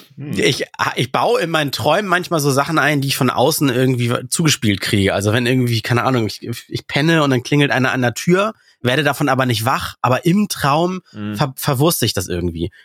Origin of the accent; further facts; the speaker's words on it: Russia; moved away; Ich komme aus Russland